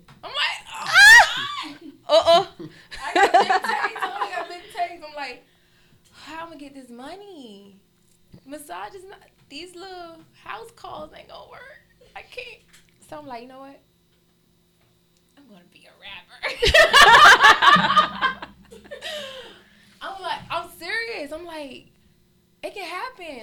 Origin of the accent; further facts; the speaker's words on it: Miami, Florida, United States; moved away as an adult; also born or lived in Atlanta; I'm originally from Miami